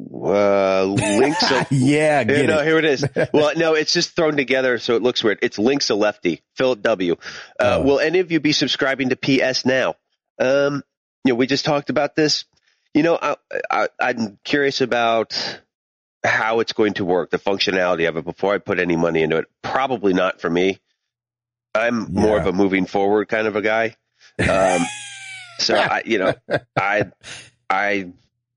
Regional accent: Northeast, United States; I grew up in the Northeast

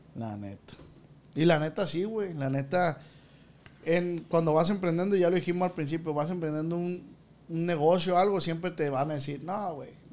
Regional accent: Michoacán, Mexico; mi estado Michoacán

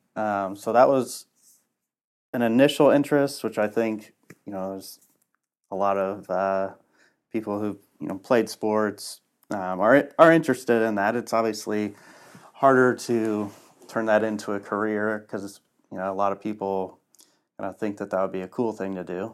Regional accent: Lafayette, Indiana, United States; Born and raised in Lafayette.

